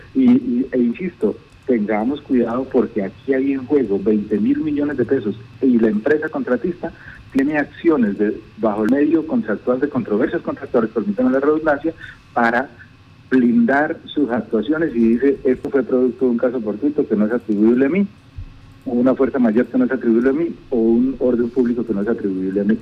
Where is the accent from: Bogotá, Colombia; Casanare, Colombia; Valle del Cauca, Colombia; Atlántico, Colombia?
Casanare, Colombia; Maní; soy de Maní